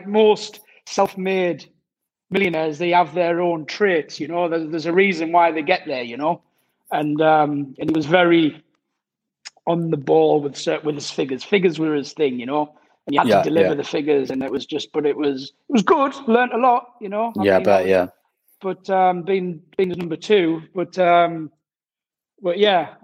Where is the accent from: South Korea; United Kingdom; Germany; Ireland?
United Kingdom; Durham, North East England; moved away as an adult; now in France; originally I'm from Durham